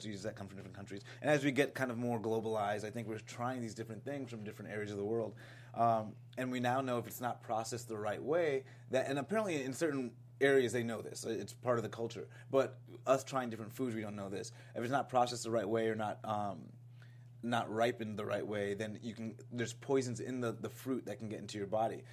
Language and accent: English; Florida, United States; I grew up in Florida